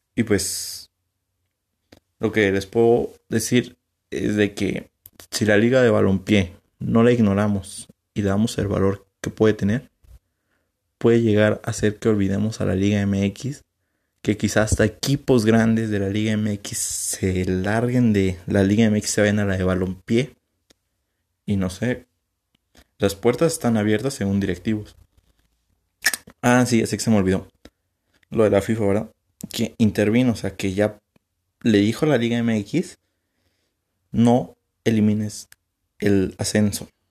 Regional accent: San Luis Potosí, Mexico; yo como soy de aquí de San Luis

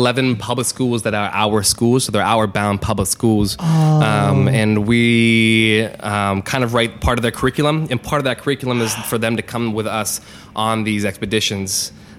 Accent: Pittsburgh, Pennsylvania, United States; moved away as an adult; now in New York, United States; I'm from Pittsburgh originally. I've lived in New York for like 5 years

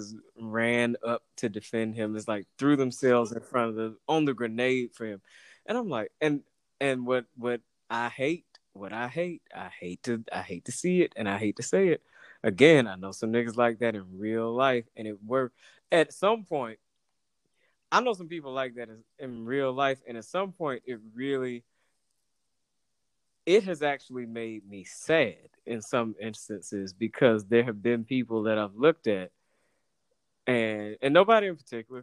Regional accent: Atlanta, Georgia, United States; growing up in Atlanta is kind of a bubble

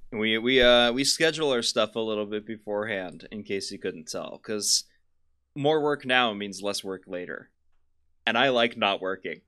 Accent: Kansas, United States; we're from Kansas.

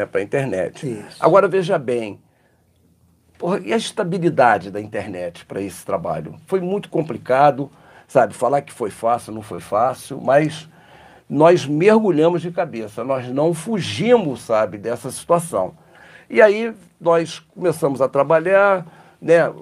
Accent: Rio de Janeiro, Brazil; moved away as an adult; now in Muriaé, Brazil; Sou carioca

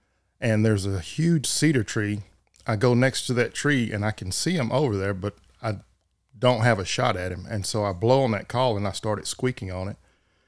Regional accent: Waco, Texas, United States; Waco. Grew up there, born, went to school in Robinson out there, and that's where I've been and never went anywhere else.

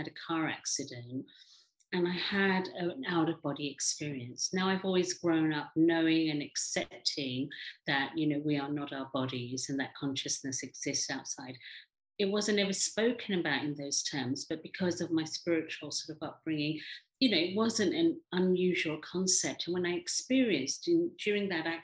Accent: England, United Kingdom; also born or lived in Africa / India; I live in England, brought up in England, born in Africa, but originally from India.

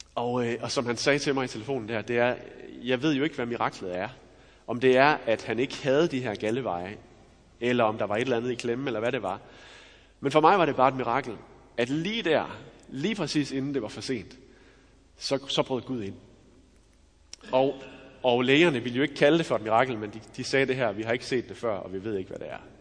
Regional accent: Denmark; Jeg er jo også dansker

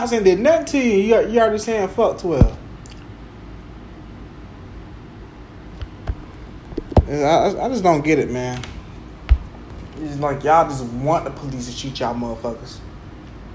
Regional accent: Jacksonville, Florida, United States; when I was growing up in Jacksonville, going to the mall, the Orange Park Mall, Regency Mall

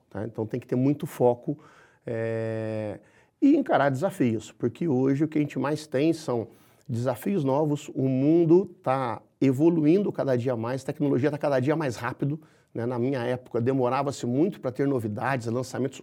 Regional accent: Minas Gerais, Brazil; como um bom mineiro, eu sou muito, eu sou muito próximo de gente

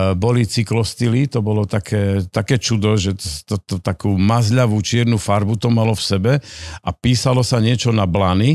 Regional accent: Rimavská Sobota, Banská Bystrica Region, Slovakia; Dokonca som rodák z Rimavskej soboty a, a celý život, okrem 5 rokov v Bystrici, keď som študoval, tak eh, som, som v Rimavskej sobote

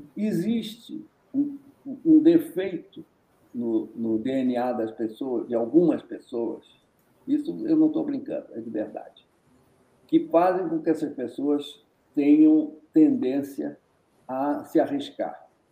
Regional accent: Rio de Janeiro, Brazil; accent: resíduo de sotaque carioca; now in Minas Gerais, Brazil; Não é minha terra. Eu sou naturalizado, eu sou carioca

